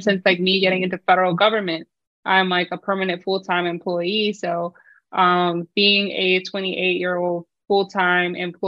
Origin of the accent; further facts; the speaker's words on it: North Carolina, United States; also born or lived in Philippines / Virginia; now in Maryland, United States; I grew up in North Carolina, also the Philippines a little bit, and then I went to school in Virginia.